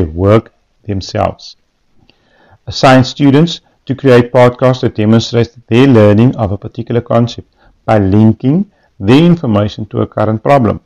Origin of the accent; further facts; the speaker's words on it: Western Cape, South Africa; I'm from Genandel in the Western Cape